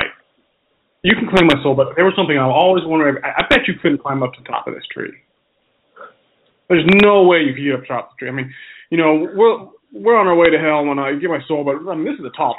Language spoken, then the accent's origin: English; United States; being American like we are